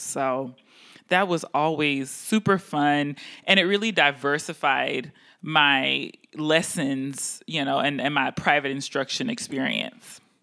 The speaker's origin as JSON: {"language": "English", "town": "Houston", "region": "Texas", "country": "United States", "also_born_or_lived": "Baltimore", "moved": "yes", "lives_now": "Boston, United States", "said": "I'm from Houston, Texas"}